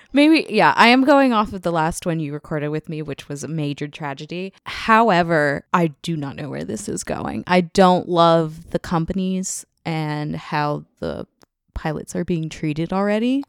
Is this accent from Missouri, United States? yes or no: no; Tennessee, United States; moved away; I'm from Tennessee. My family still lives there.